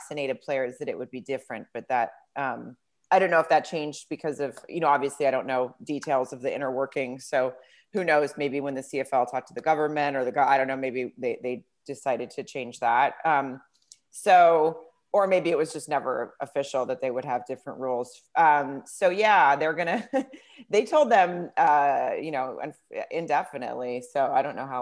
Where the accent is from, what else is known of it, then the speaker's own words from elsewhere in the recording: Farmington, Arkansas, United States; I grew up in Farmington, Arkansas